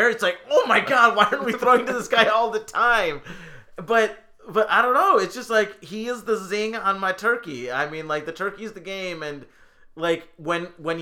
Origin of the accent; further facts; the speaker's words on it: Rochester, New York, United States; now in Chicago, United States; my hometown of Rochester, New York